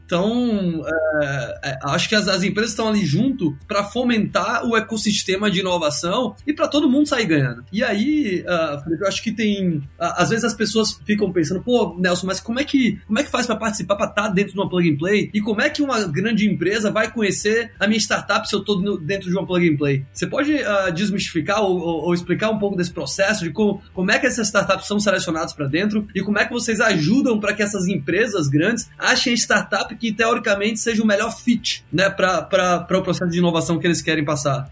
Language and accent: Portuguese; Brazil; also born or lived in Salvador, Bahia; now in United States; a gente, como brasileiro